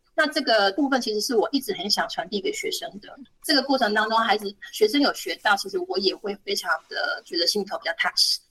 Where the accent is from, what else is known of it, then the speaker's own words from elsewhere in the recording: Nantou County, Taiwan; now in Hsinchu, Taiwan; 我是南投人，我不是新竹人